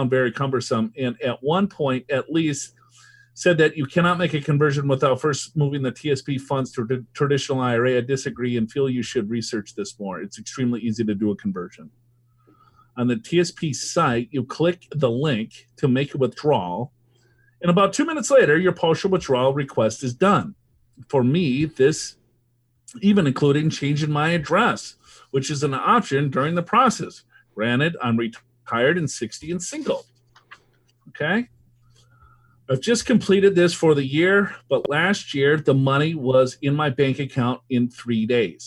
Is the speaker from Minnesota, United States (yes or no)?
yes; Minnesota, United States; moved away; I'm from Minnesota originally